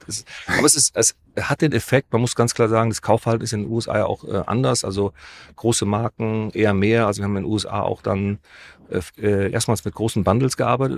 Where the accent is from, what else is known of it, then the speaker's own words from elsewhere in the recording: Düsseldorf, North Rhine-Westphalia, Germany; Wir kommen aus Düsseldorf